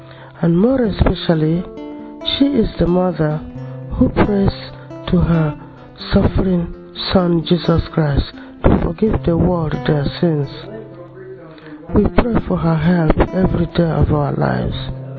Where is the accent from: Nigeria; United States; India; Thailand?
Nigeria; I come from Nigeria, the mother of 10, 29 grandchildren